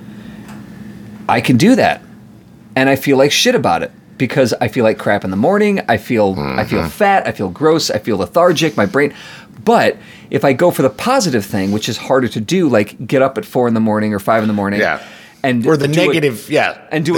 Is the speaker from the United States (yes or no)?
yes; United States; I'm an American